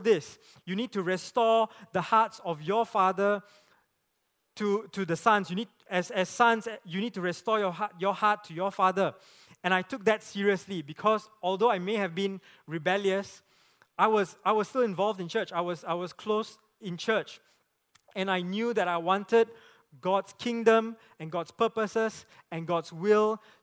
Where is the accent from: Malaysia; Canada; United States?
Malaysia; Penang; I grew up in Penang